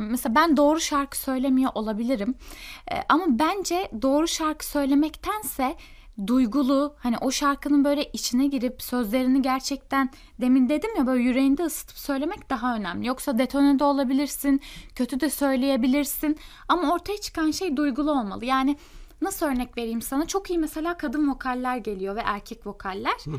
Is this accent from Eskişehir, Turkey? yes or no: no; İzmir, Turkey; also born or lived in Merzifon; yani aslında şöyle ben Merzifon'da doğdum ama e, babam benim emekli albay. E, asker olduğu için e, birkaç yere böyle gitmişliğimiz var. E bir yaşındayken İzmir'e gitmişiz. İzmir'de büyümüşüz.